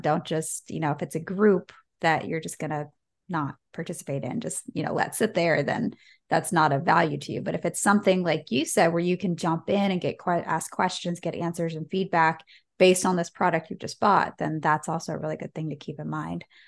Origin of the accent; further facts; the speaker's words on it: United States; an American growing up with Black Friday